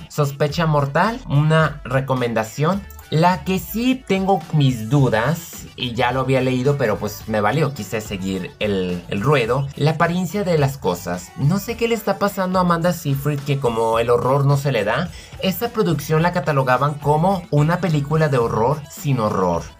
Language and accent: Spanish; Mexico; Yo, digamos, como mexicano, yo nunca he seguido el cine de mi país porque a mí no me gusta